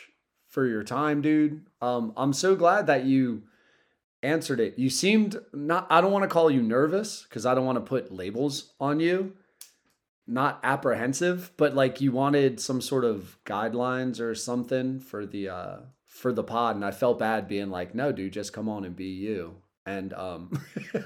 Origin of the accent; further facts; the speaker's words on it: Southern Delaware, United States; I'm from Southern Delaware